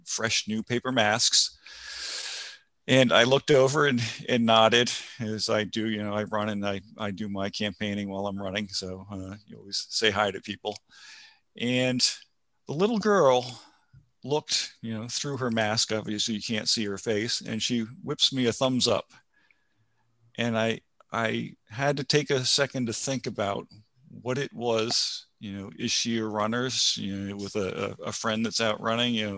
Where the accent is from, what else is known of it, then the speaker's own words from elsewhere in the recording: Rhode Island, United States; now in New Hampshire, United States; I was from Rhode Island